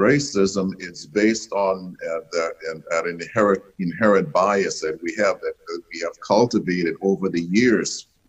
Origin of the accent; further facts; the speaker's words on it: the South, United States; I grew growing up in the South. I grew up in it was very segregated.